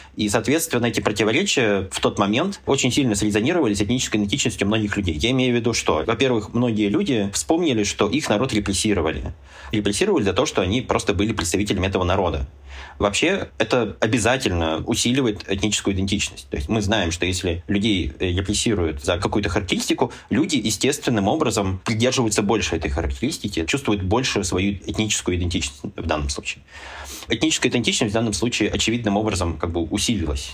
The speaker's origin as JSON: {"language": "Russian", "region": "Urals", "country": "Russia", "said": "мы же все уральцы"}